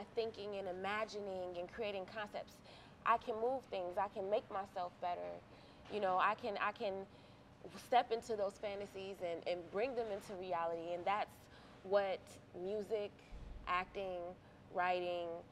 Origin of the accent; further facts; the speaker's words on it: Cleveland, Ohio, United States; also born or lived in Grafton; I'm an actress, a singer, a model from Cleveland, Ohio